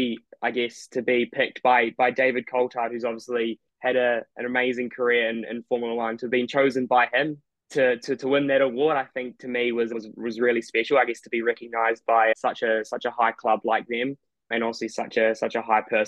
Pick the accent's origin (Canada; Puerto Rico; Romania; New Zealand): New Zealand; now in United Kingdom; I was born here, but I grew up in New Zealand, so I'm kind of new to the country.